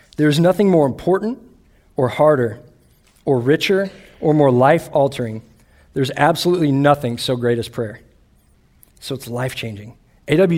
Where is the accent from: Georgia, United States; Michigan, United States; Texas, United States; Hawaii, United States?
Texas, United States; Austin; I grew up in Austin, Texas, where I grew up a Longhorn fan